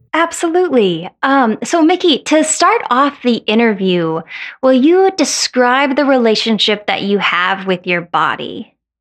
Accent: Colorado, United States; moved away; I grew up in Colorado.

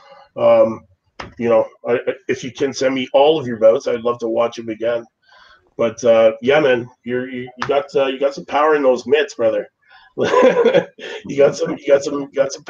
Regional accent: Toronto, Ontario, Canada

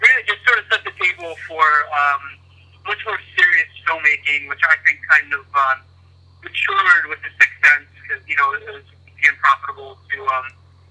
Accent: Blue Bell, Pennsylvania, United States; happy to be in Bluebell, my hometown.

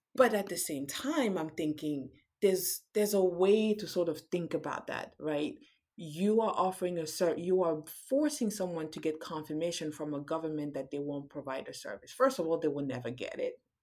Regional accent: Cameroon; now in United States; I'm from Cameroon

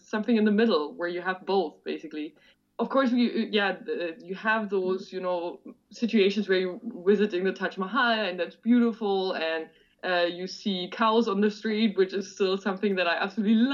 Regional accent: Germany; the taxi driver asked me where I'm from, so I'm saying, yeah, I'm from Germany.

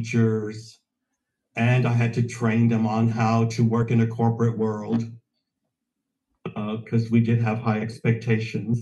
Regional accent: Houston, Texas, United States; moved away as an adult; also born or lived in New York / San Francisco / London / France; now in Germany; I'm originally from Houston, Texas, and went to school and university in Houston, Texas

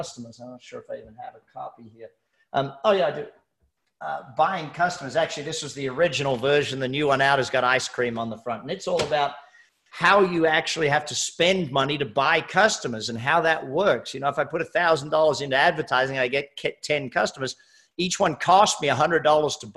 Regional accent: Australia; moved away as an adult; also born or lived in Hamilton Island, Queensland, Australia; now in United States; I'm Australian

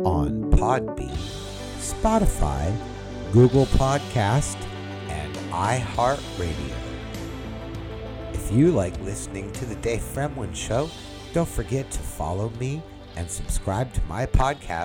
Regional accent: California, United States; I grew up in California

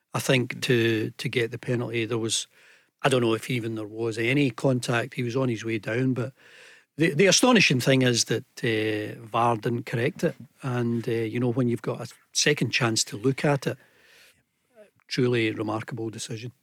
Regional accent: Scotland, United Kingdom; we in Scotland

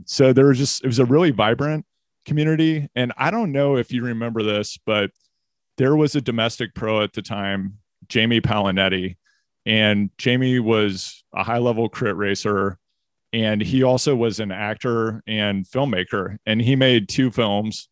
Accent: Missouri, United States; also born or lived in California; now in Maine, United States; I'm from Missouri

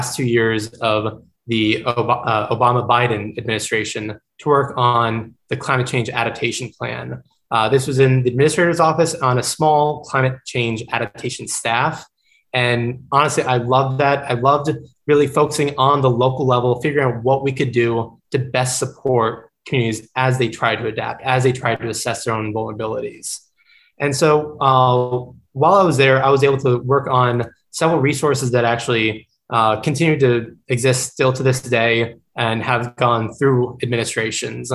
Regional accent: Gulf Coast of Florida, United States; also born or lived in New York City, United States; growing up on the Gulf Coast of Florida

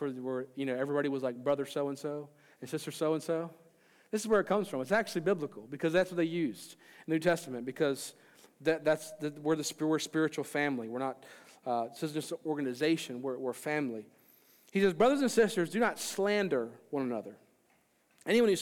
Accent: Maryland, United States; I'm from Maryland

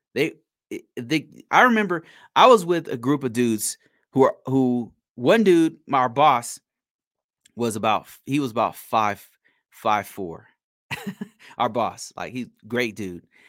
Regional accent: United States; I'm American and I'm black

